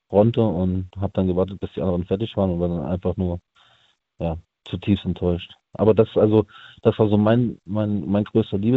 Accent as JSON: {"language": "German", "town": "Friedrichshafen", "region": "Baden-Württemberg", "country": "Germany", "said": "bei mir, wo ich herkomme, aus Friedrichshafen eigentlich ursprünglich bei uns gibt es da so einen Aussichtsturm"}